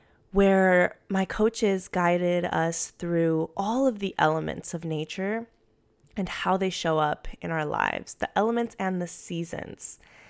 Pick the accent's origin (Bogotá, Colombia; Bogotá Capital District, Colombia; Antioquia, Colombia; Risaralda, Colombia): Antioquia, Colombia; Medellin; now in United States; I'm from Medellin, Colombia, and it is always springtime there.